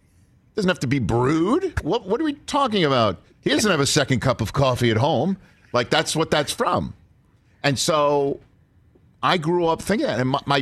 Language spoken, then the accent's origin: English; New York City, New York, United States; I'm from Staten Island, New York, right?